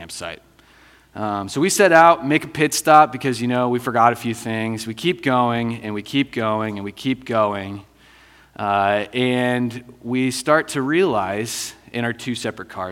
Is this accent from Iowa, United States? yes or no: yes; Iowa, United States; moved away as an adult; also born or lived in Cedar Falls, Iowa; now in Denver, United States; I'm originally from Iowa.